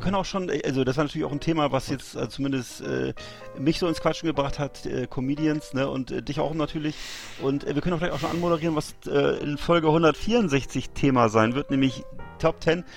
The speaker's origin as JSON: {"language": "German", "country": "Germany", "said": "bei uns in Deutschland"}